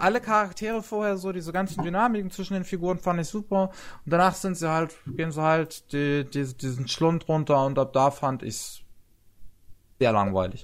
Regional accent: Germany; Bei uns in Deutschland

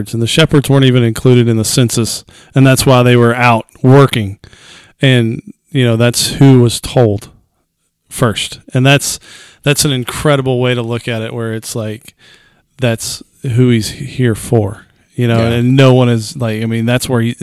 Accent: United States; as an American

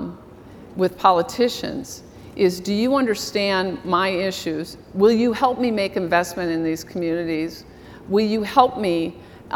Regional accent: Iowa, United States; now in Minnesota, United States; I'm from Iowa

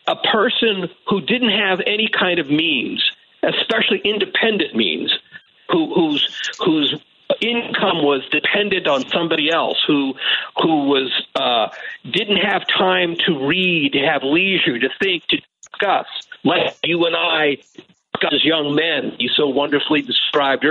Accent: St. Louis, Missouri, United States; where I grew up in the St. Louis suburbs

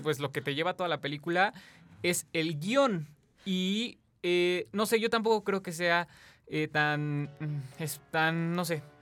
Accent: Mexico; nosotros como mexicanos

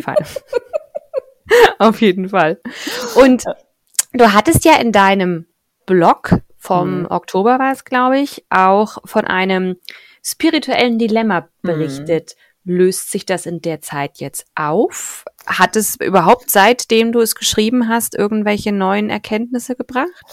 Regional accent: Thuringia, Germany; Ich komme ja aus Thüringen, das ist wenig christlich geprägt

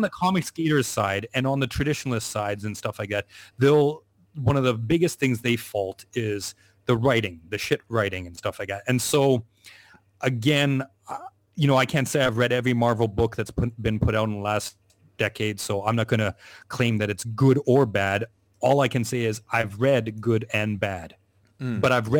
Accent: Canada; now in Asia; I'm Canadian, I'm living in Asia

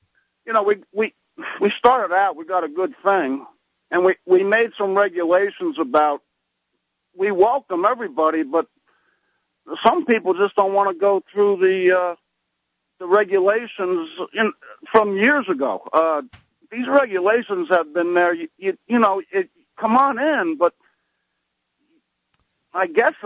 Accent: New Jersey, United States; moved away; I'm originally from New Jersey

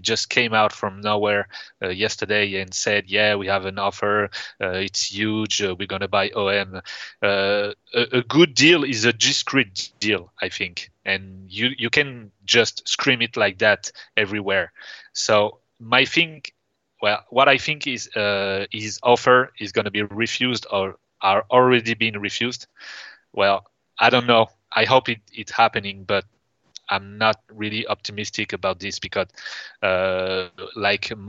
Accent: Toulon, Provence-Alpes-Côte d'Azur, France; I'm from Toulon

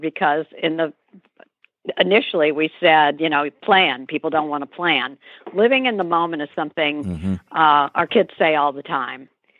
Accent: St. Louis, Missouri, United States; moved away as an adult; now in New York City, United States; which is what I had to do in St. Louis, going from a large condo to a one-bedroom, one-bath apartment, giving up many childhood friendships because it's where I grew up

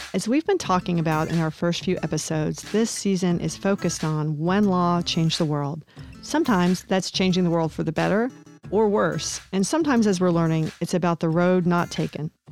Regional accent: eastern Kentucky, United States; I grew up in Kentucky

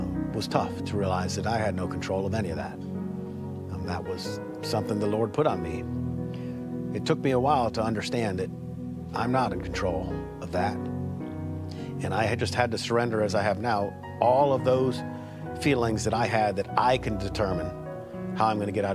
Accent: Columbia, South Carolina, United States; I grew up here in Columbia. I went to Spring Valley High School, so I'm a local fella.

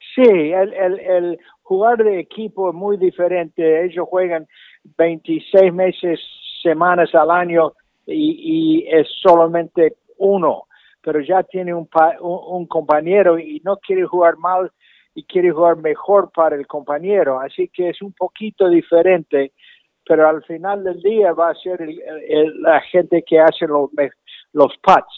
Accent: Argentina; moved away; also born or lived in Michigan, United States; yo nací en Michigan, pero mi padre nos llevó la familia a la Argentina, pasamos 15 años muy lindos ahí

